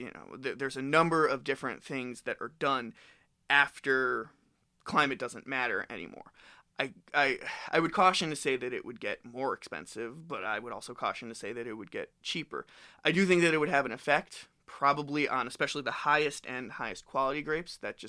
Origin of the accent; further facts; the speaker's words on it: South Florida, United States; now in Michigan, United States; I'm from South Florida as a native